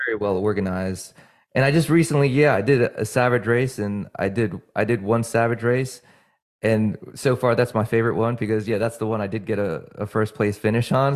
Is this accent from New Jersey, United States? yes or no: yes; New Jersey, United States; moved away; also born or lived in Virginia; I'm from New Jersey